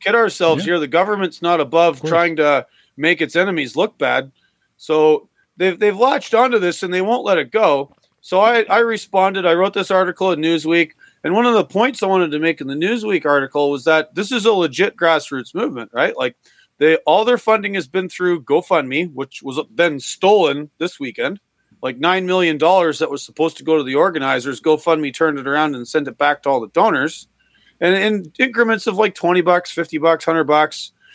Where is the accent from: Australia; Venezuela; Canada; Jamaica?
Canada; also born or lived in upstate New York, United States; now in New York, United States; I am Canadian, but I do live in the United States now. I live in upstate New York